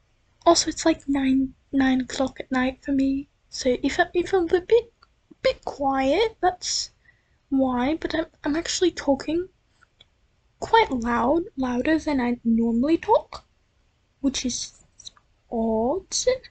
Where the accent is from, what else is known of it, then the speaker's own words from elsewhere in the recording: United States; I'm not British. I was born and raised in America, in Yeehaw America, no, not Texas, but Yeehaw America. Okay. Well, not really Yeehaw, but Republican America.